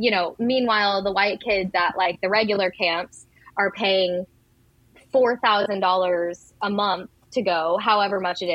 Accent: Hollister, Missouri, United States; now in New York, United States; Canicook is in my hometown. I grew up in Branson/Hollister, Missouri

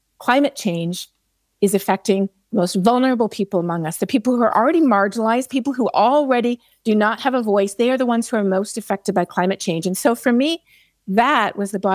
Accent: Canada; now in Texas, United States; I'm a Canadian and I live in Texas

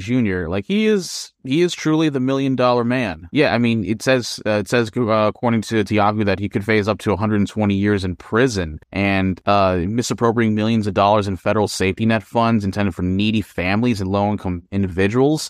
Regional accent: Philippines; moved away; in my home country of the Philippines

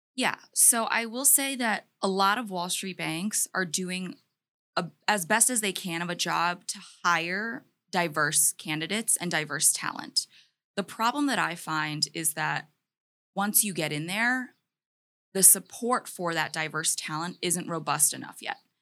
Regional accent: Maryland, United States; I grew up in the humble state of Maryland

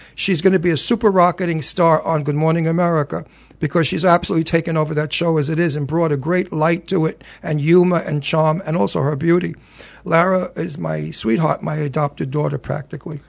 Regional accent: New York City, New York, United States; also born or lived in Red Hook, Brooklyn / Los Angeles; I was born in Red Hook, and I was raised in Long Island, in Astoria, Queens

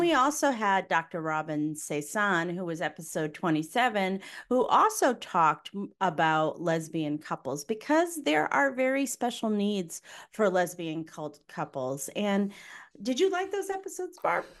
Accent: Connecticut, United States; I'm from Connecticut

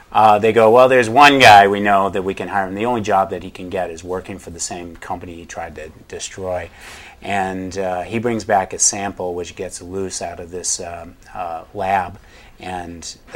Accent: New England, United States; I grew up in New England

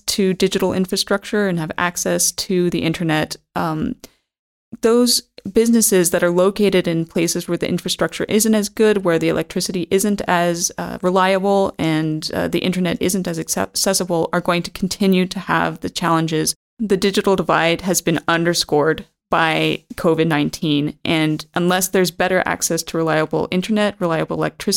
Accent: United States; moved away; I'm from the United States originally

